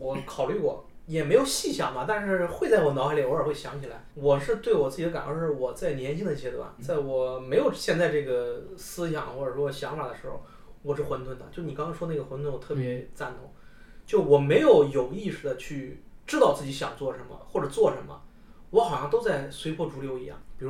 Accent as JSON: {"language": "Chinese", "region": "Henan", "country": "China", "said": "你要考不好你就回来工作呗，回老家上班。就我们河南人不都是那种，对吧？？"}